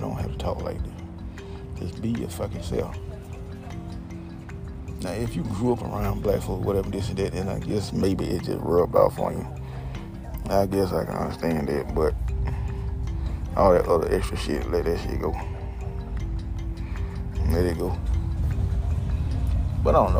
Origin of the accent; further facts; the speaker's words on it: Georgia, United States; also born or lived in Homestead, Florida; Back here in Georgia. I'm from Georgia anyway.